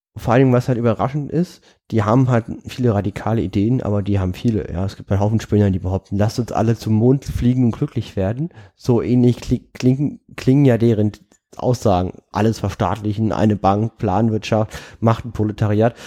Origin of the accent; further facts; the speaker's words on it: Berlin, Germany; als Berliner